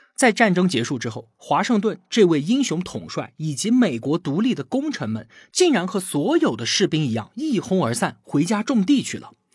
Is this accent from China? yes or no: yes; China; 我们中国人